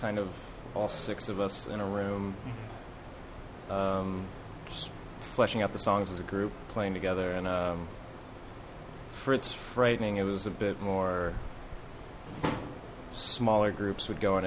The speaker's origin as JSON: {"language": "English", "region": "Missouri", "country": "United States", "moved": "yes", "lives_now": "Brooklyn, United States", "said": "We're both from Missouri"}